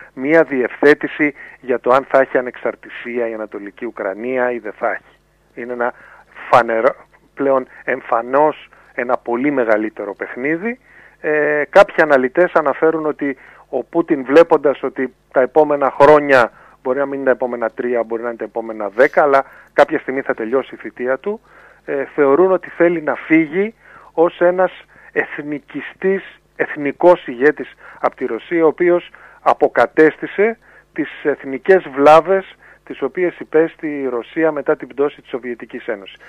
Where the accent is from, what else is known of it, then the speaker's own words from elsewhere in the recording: Greece; εμείς ως Έλληνες